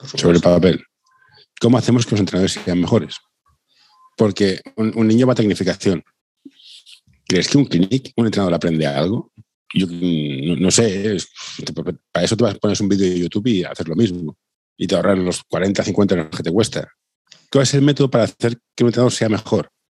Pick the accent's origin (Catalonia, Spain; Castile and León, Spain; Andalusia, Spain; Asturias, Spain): Catalonia, Spain; Barcelona; Yo, soy de Barcelona